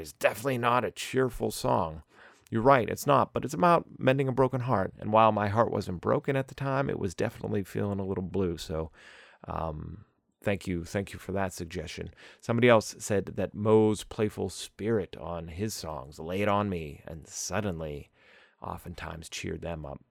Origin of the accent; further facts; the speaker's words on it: Pittsburgh, Pennsylvania, United States; I'm from Pittsburgh